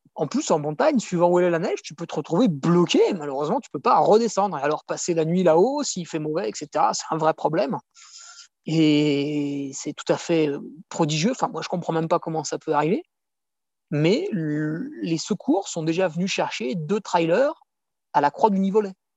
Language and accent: French; France; en tant que Français, on a UTMB proche de chez nous